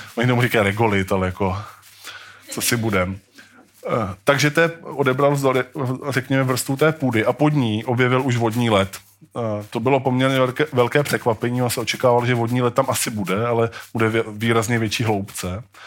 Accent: Brno, South Moravian Region, Czechia; My jsme totiž z Brna, to je taková specialita.

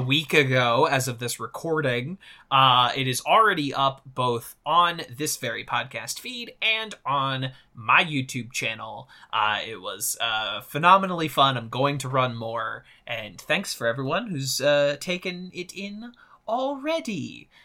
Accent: Missouri, United States; I'm from Missouri

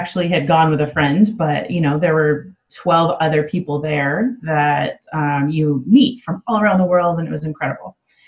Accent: Los Angeles, California, United States; moved away as an adult; also born or lived in San Diego; now in Amsterdam, Netherlands; So I was born and raised in Los Angeles, and I lived 11 years in San Diego before coming here.

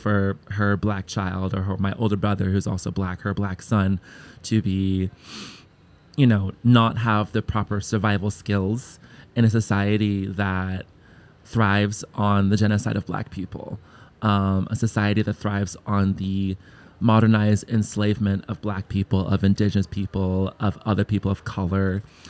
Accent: Georgia, United States; we celebrated Lunar New Year with Chinese community where I grew up in Georgia.

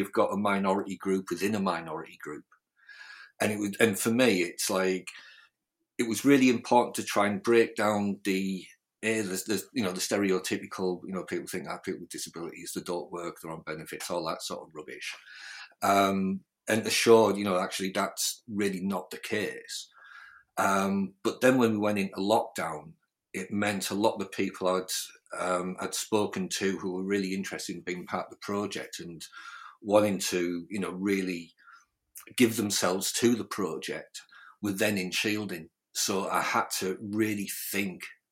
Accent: United Kingdom; accent: mix of North Yorkshire and Sunderland; my mum was a Magum and my dad was from North Yorkshire, so my accent is kind of, and words I use kind of flip between sort of like North Yorkshire and sort of like Sunderland areas

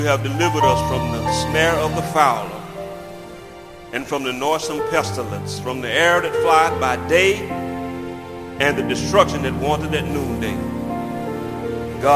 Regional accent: United States; growing up in Thomas County

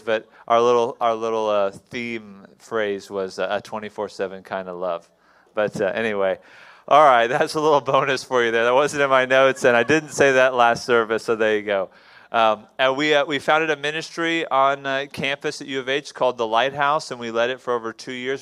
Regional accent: Houston, Texas, United States; I was born in Houston, Texas

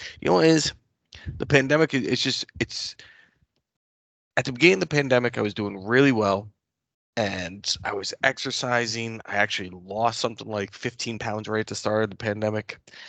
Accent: United States; I am an American

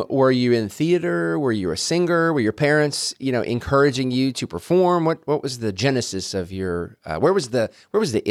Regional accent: Topeka, Kansas, United States; moved away; also born or lived in Branson, Missouri; Kansas, Topeka, Kansas. Kansas.

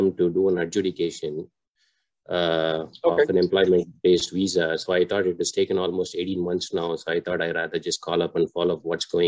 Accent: India; now in United States; I'm from India

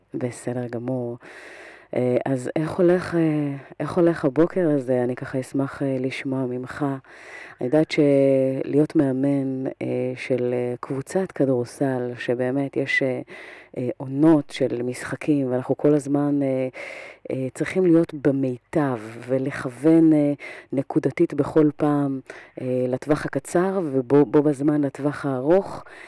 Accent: Israel; כיהודים, כישראלים, עברנו היסטוריה כל כך לא פשוטה

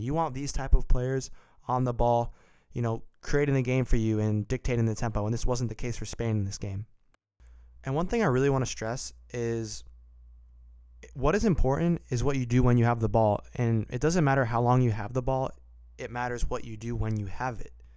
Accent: United States; as an American and a American soccer supporter

